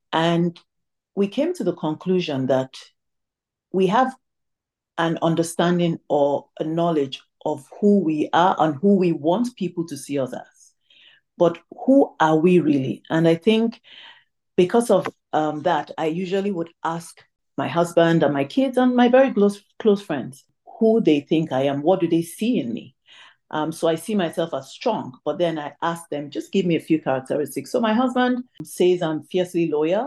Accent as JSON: {"language": "English", "town": "Tamale", "region": "Northern Region", "country": "Ghana", "tie": "born or raised there", "also_born_or_lived": "Ibusa, Delta State, Nigeria (ancestry)", "moved": "yes", "said": "I was born in Tamale, which is in Ghana. However, I am an Igbo lady from Ibuzo in Delta State, and that's by my parental lineage. So my parents are Nigerian"}